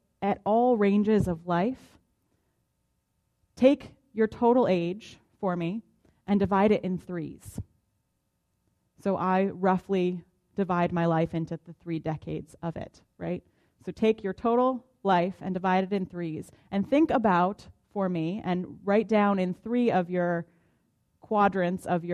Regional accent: Boston, Massachusetts, United States; now in Tulsa, United States; I identify as a Bostonian, which connects me to the people from my hometown

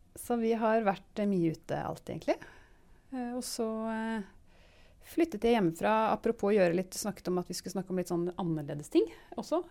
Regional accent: Gol, Buskerud, Norway; moved away; jeg vokste opp på Gol

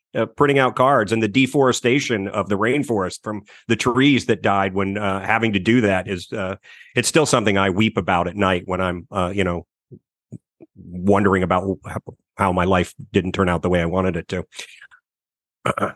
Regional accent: Washington, District of Columbia, United States; I grew up in the Washington, D C area

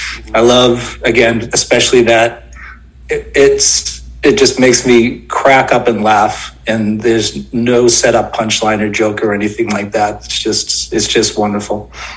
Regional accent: outside Boston, Massachusetts, United States; I grew up outside of Boston

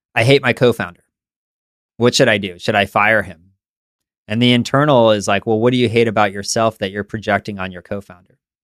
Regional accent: San Francisco, California, United States; also born or lived in East Coast; I grew up in San Francisco

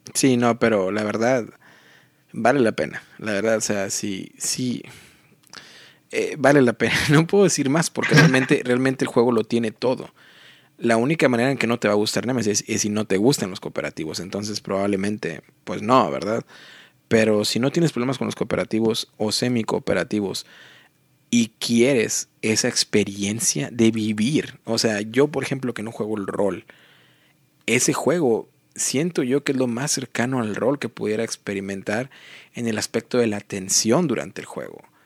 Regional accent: Matamoros, Tamaulipas, Mexico; moved away; a mi ciudad natal, que es Matamoros, Tamaulipas

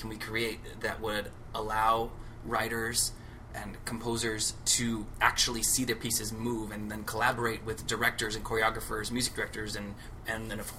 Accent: Laguna Beach, California, United States; moved away as an adult; also born or lived in Orange County, California / Santa Cruz, California / Riverside, California / Los Angeles, California; now in New York, United States; I am from Laguna Beach, California

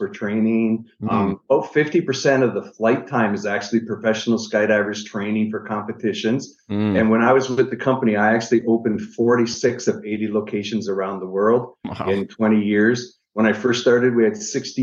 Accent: Niagara Falls, Ontario, Canada; I'm originally from Niagara Falls, Canada.

